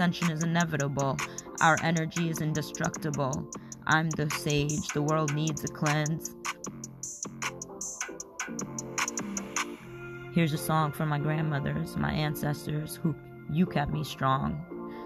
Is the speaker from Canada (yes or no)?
no; Bengal, India; So I'm from India, obviously. I'm Bengali.